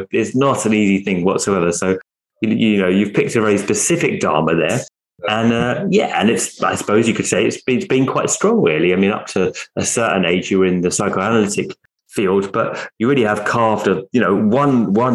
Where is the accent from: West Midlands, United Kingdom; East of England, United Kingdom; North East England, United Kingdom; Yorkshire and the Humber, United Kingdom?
East of England, United Kingdom; Essex; I was from Essex. You know, it's more of a working class area